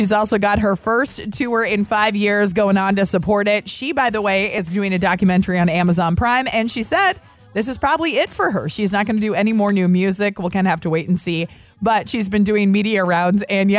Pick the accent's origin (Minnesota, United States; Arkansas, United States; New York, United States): Minnesota, United States; because growing up in Minnesota, it was